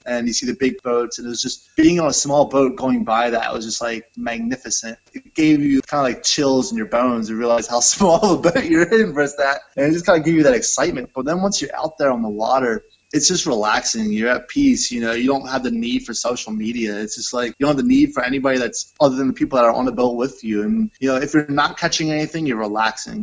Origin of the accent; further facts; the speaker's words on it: Newport, Delaware, United States; moved away as an adult; now in Boston, United States; I grew up in Newport, Delaware